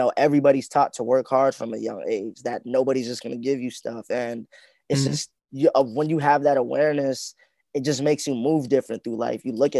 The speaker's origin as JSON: {"language": "English", "country": "Canada", "tie": "born there", "said": "Yeah, I was born here, but I've been back to my home country too, though, and I've seen like where my parents grew up."}